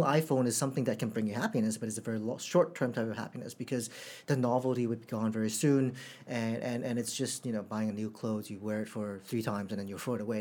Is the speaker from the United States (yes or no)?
no; Canada; also born or lived in Hong Kong; now in Singapore; In Canada, I think um, as when I was a kid